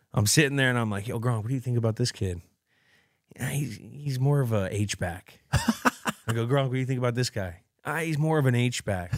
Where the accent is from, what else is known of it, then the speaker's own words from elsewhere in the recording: Bay Area, California, United States; I'm from the Bay Area